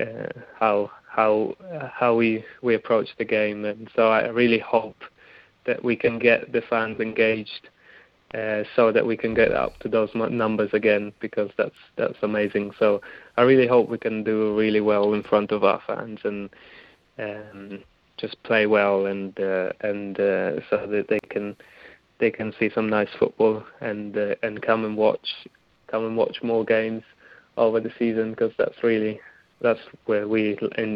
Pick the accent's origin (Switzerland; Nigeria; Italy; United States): Italy; also born or lived in New Zealand; now in Wellington, New Zealand; I grew up in Italy